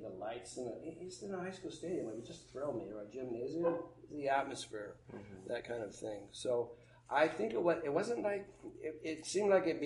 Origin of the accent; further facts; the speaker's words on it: Montana, United States; growing up in Montana